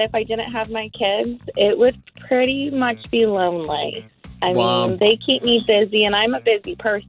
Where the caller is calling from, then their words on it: Merritt Island, Florida, United States; I'm calling from Merritt Island.